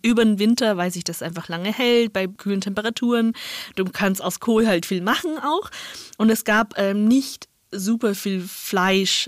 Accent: northern China, China; now in Germany; ich bin in Nordchina aufgewachsen

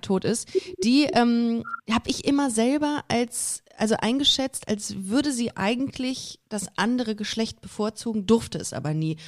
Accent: Düsseldorf, North Rhine-Westphalia, Germany; now in Cologne, Germany; ich bin Düsseldorferin, das darf keiner wissen. Ich komme eigentlich, eigentlich, aus Düsseldorf

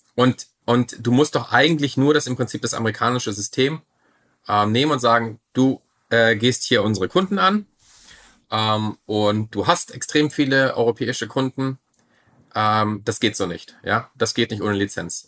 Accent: Germany; ich bin ja Deutscher

